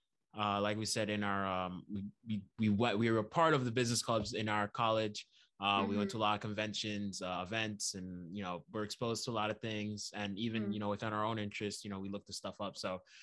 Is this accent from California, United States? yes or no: no; New York, United States; moved away as an adult; also born or lived in Virginia (757 area); now in Virginia, United States; Similar to Bensky, born and raised in New York.